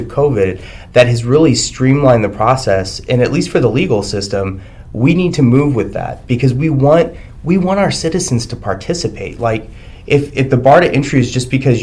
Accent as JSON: {"language": "English", "region": "Texas", "country": "United States", "also_born_or_lived": "El Paso, Texas / Arizona", "moved": "as an adult", "lives_now": "Washington, United States", "said": "I'm from Texas, and we're big into the Second Amendment"}